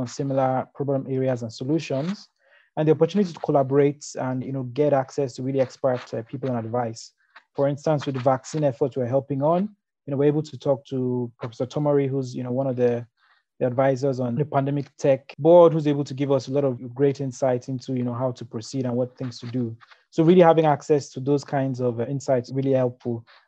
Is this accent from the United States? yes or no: no; Nigeria; growing up in Nigeria